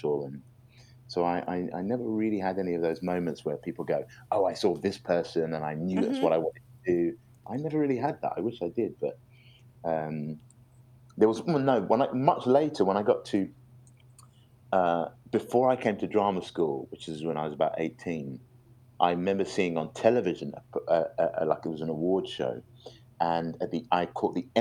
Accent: United Kingdom; I grew up just outside London

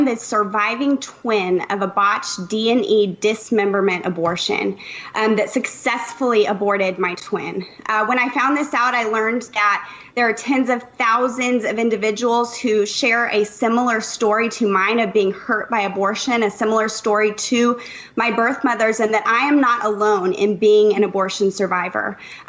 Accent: Austin, Texas, United States; I'm from Austin, Texas. My husband and I live here with our children.

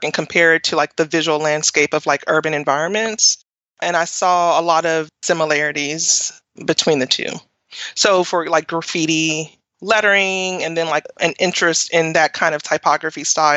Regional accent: Nashville, Tennessee, United States; I grew up in Nashville and I went to Tennessee State University for undergrad. So that's home, and Nashville is home

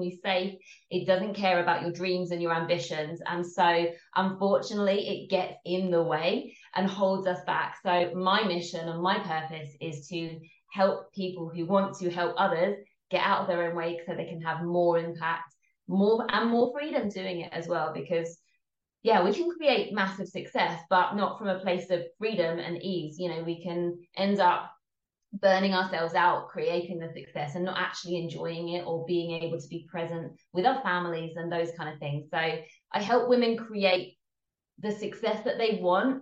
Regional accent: England, United Kingdom; from the accent, I am based in England, so I'm English

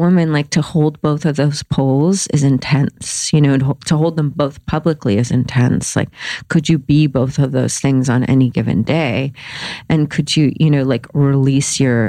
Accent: the Bible Belt, United States; I grew up in the Bible Belt

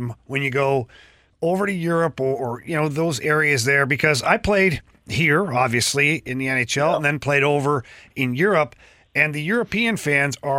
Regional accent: Canada; I'm a guy from Canada

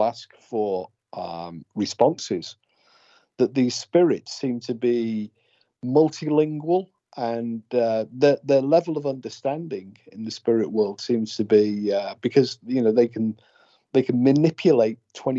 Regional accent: United Kingdom; accent: British; in my British accent

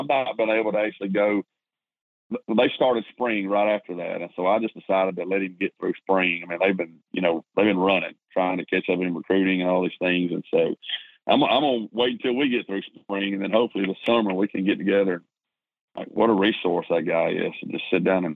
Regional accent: East Brewton, Alabama, United States; moved away as an adult; now in Auburn, United States; I'm originally from East Bruton, Alabama. Probably none of your listeners know where that is. It's in South Alabama. Graduated from W.S. Neal High School down there

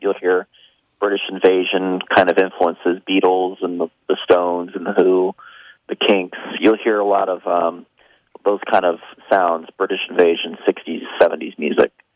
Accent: Tampa, Florida, United States; I grew up in Florida

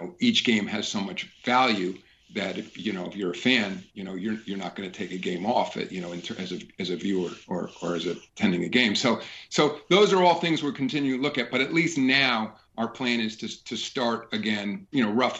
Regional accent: New York, United States; Obviously, you know, as a New Yorker, It's fun for me to see the Knicks and Nets competing here in town.

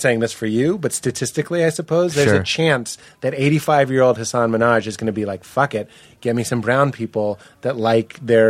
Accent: Boston, Massachusetts, United States; moved away as an adult; now in Los Angeles, United States; I'm from Boston. And suddenly I was so fucking from Boston.

